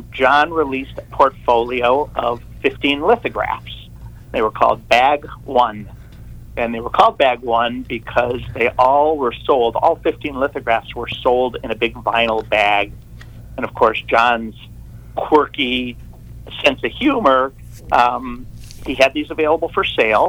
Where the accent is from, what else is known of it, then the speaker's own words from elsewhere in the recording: Detroit, Michigan, United States; moved away as an adult; now in San Diego, United States; Growing up in Detroit